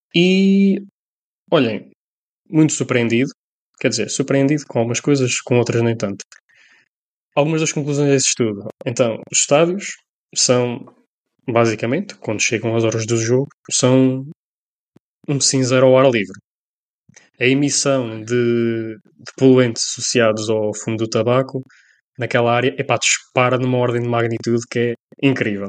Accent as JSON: {"language": "Portuguese", "area": "Colina", "region": "Castelo Branco", "country": "Portugal", "said": "Somos da Colina"}